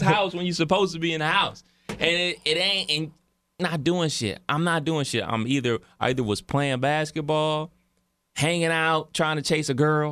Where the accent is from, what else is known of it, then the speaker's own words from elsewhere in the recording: Cleveland, Ohio, United States; as a kid growing up in Cleveland in the, uh, late eighties, early nineties